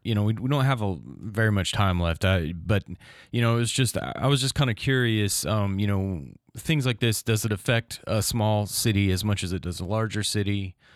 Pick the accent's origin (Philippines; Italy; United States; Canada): United States; Crestview, Florida; I'm from Crestview